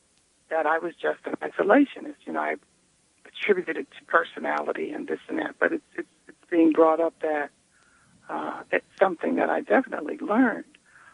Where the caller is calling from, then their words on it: Queens, New York, United States; from Queens.